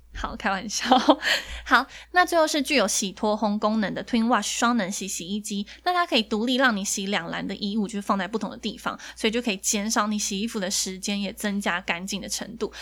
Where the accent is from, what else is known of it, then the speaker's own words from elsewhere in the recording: Taiwan; 我们台湾人